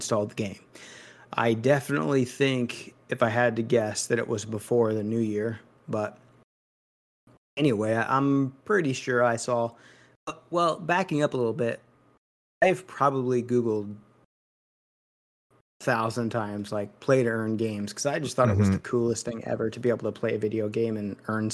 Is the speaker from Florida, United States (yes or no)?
no; Missouri, United States; I'm from Missouri